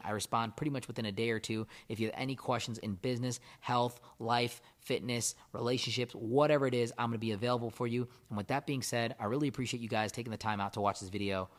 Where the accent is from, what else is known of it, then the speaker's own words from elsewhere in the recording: India; moved away; I'm from India, I would love to give to a charity that does stuff in my home country.